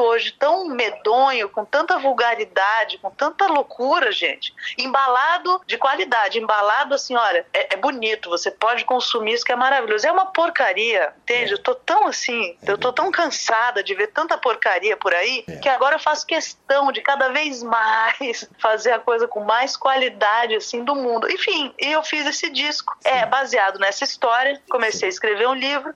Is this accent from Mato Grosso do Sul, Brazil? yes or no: no; São Paulo, Brazil; also born or lived in Rio de Janeiro, Brazil; now in Vienna, Austria; eu sou paulista, filha de pernambucano